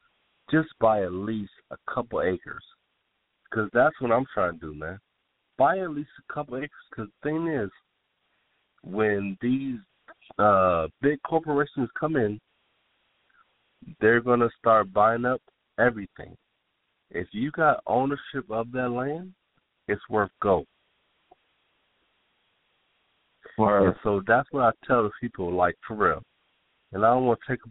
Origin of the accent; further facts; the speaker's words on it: Pontiac, Michigan, United States; moved away as an adult; now in Atlanta, United States; I'm from Pontiac, Michigan